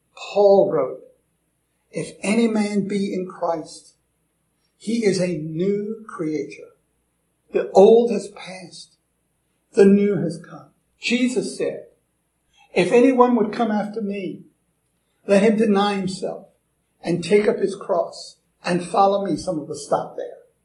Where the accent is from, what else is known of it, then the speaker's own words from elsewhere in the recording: United States; accent: American; I'm an American.